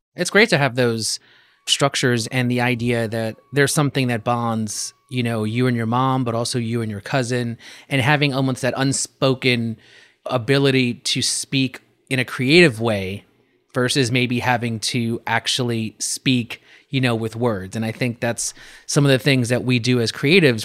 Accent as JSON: {"language": "English", "town": "New York City", "region": "New York", "country": "United States", "tie": "born or raised there", "said": "growing up as a New Yorker"}